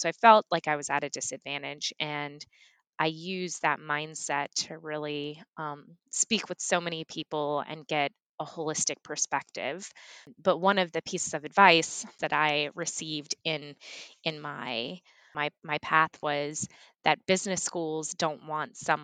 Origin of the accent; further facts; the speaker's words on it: Baton Rouge, Louisiana, United States; moved away as an adult; also born or lived in Las Vegas, Nevada / Durham, North Carolina; I was born and raised in Baton Rouge, Louisiana